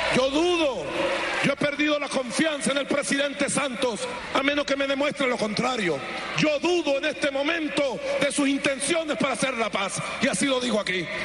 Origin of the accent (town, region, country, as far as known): Venezuela